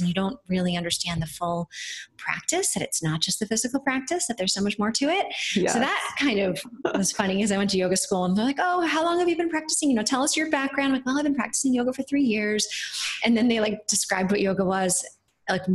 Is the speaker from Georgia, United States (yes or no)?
no; New Paltz, New York, United States; I grew up on a farm upstate, not that far upstate, about 90 miles north of New York City, around New Paltz, New York.